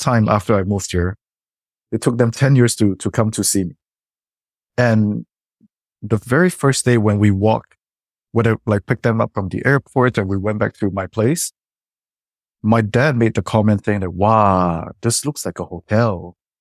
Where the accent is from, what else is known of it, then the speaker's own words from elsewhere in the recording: Singapore; now in Canada; coming from Singapore and growing up in Singapore